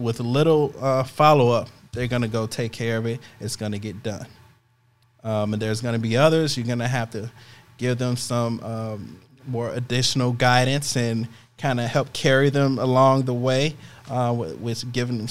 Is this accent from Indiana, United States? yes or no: no; Chicago, Illinois, United States; moved away as an adult; I'm leaving my hometown